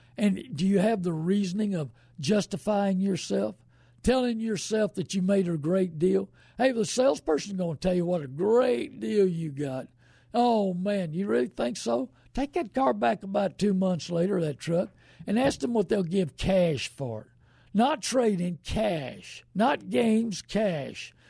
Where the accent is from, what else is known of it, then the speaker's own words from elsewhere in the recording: New Braunfels, Texas, United States; born and raised in New Braunfels